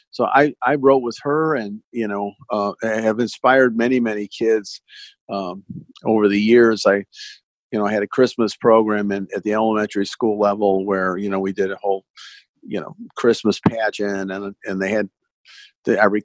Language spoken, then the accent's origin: English; Los Angeles, California, United States; I grew up in Sunset Boulevard in the '70s, and that boulevard existed in my life